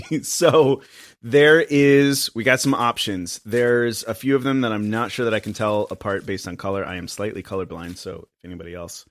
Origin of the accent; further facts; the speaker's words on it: Asheville, North Carolina, United States; also born or lived in Austin; now in Chattanooga, United States; I'm from Asheville, North Carolina originally